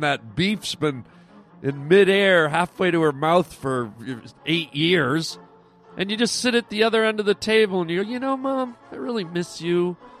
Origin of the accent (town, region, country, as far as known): Canada; born or raised there; now in United States